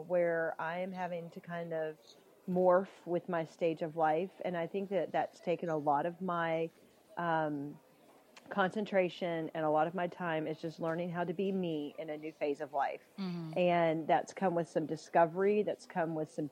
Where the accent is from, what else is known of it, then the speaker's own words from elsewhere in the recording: the South, United States; The people know that I'm from the South